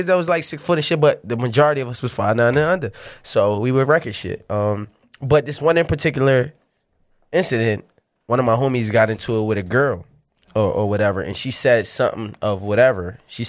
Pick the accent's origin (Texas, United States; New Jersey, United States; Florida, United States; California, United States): New Jersey, United States; Well, I'm just saying I'm from Jersey.